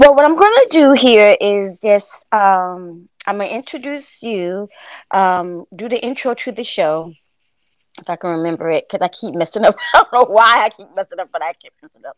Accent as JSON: {"language": "English", "region": "Florida", "country": "United States", "said": "I'm um from Florida"}